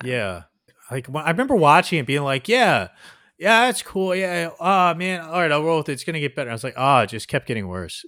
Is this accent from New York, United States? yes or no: no; New Jersey, United States; my hometown suffered from it a lot, New Jersey